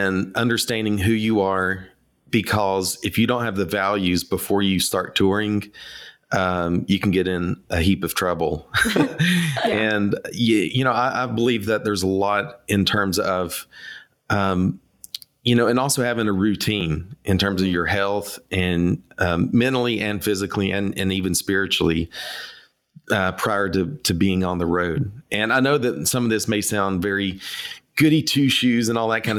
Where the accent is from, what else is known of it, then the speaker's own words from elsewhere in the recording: East Tennessee, United States; also born or lived in Nashville, Tennessee; I grew up in East Tennessee, and I grew up in a music family. Moved to Nashville in 1994